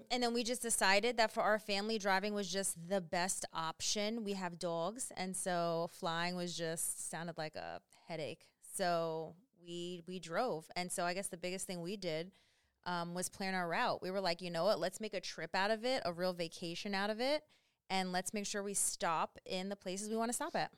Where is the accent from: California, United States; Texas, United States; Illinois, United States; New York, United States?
New York, United States; New York City; moved away as an adult; also born or lived in South Carolina; now in Alaska, United States; we're from New York, and then we lived in, we came from South Carolina.